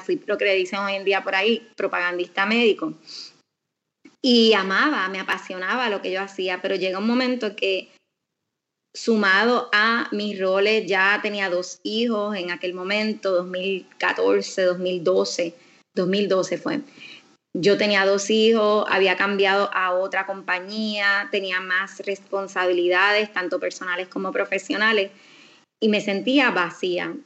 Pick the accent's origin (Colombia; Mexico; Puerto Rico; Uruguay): Puerto Rico; Aguadilla; yo me crié en Aguadilla